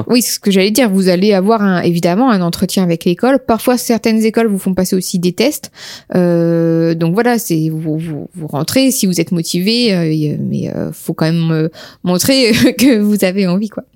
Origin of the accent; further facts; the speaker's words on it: Amiens, Hauts-de-France, France; nous sommes d'Amiens